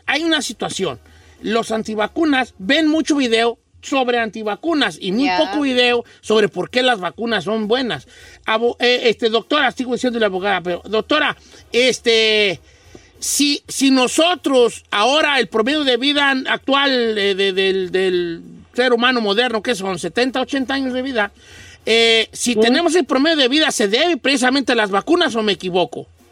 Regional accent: Mexico; now in United States; yo que vengo de México, no sé si les había dicho que yo soy de un pueblo

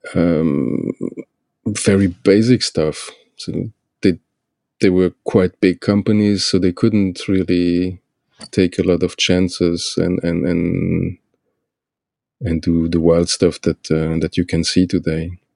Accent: Luxembourg; now in Belgium; I grew up in in Luxembourg

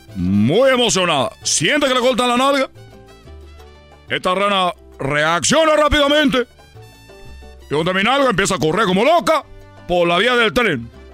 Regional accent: Cuba; now in Mexico; cuando llegué yo de, la isla, de Cuba

